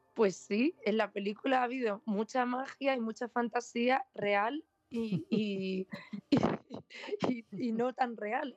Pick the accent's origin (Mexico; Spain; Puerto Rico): Spain; Vega de Granada, Andalusia; moved away as an adult; also born or lived in Los Angeles, United States; vuelvo a la Vega de Granada, donde yo crecí, donde pasé mi infancia, mi adolescencia